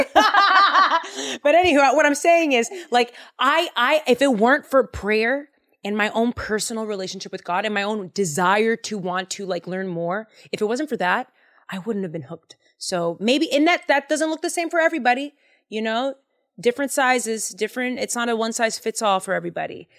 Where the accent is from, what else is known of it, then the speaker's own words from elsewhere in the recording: Boston, Massachusetts, United States; I am from Boston, Massachusetts, and I grew up saying swear words